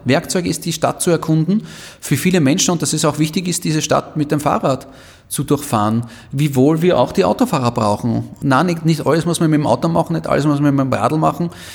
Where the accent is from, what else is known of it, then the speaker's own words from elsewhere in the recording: Vienna, Austria; als echter Wiener, der ich bin